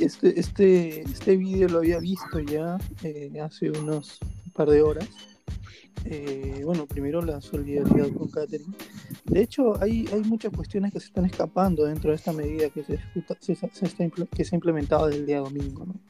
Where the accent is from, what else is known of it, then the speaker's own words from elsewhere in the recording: Peru; como peruanos